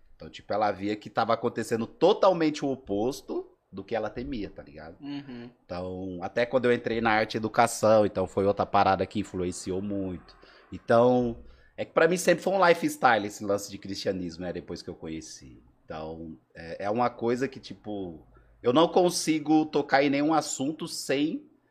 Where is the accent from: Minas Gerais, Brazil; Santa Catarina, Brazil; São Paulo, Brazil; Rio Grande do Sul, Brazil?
São Paulo, Brazil; Sumaré; also born or lived in Alagoas; Sou de Sumaré, não sou de Campinas